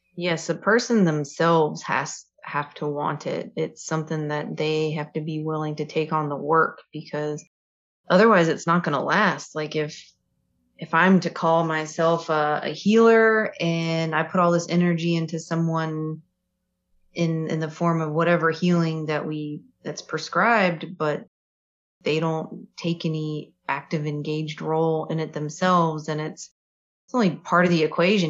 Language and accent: English; Kings Mountain, North Carolina, United States; moved away as an adult; now in Fairfield, United States; So I lived in North Carolina and the specifically what I'm referring to is when we lived in Kings Mountain.